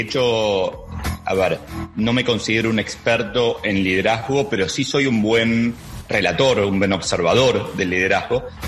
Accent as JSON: {"language": "Spanish", "country": "Argentina", "said": "ya es evidente que soy argentino"}